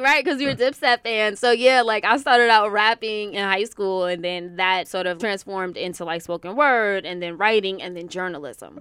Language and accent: English; New York City, New York, United States; also born or lived in White Plains / Westchester; I'm originally from Queens, born and raised in New York.